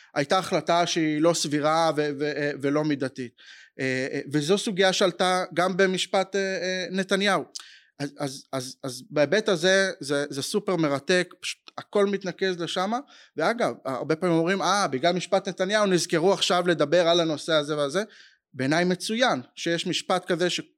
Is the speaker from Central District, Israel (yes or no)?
yes; Kfar HaRoeh, Central District, Israel; ילדות בכפר הרועה, זה מושב אה, דתי לאומי בין חדרה לנתניה